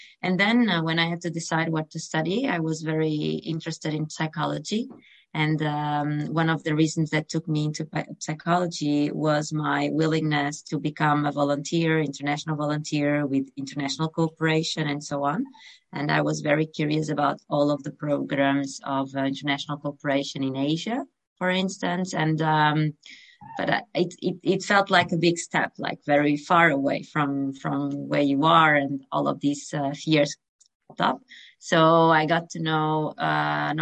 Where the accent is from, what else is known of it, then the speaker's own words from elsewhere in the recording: North Portugal, Portugal; I was raised in Portugal, North Portugal, by the coast, and I come from a very small town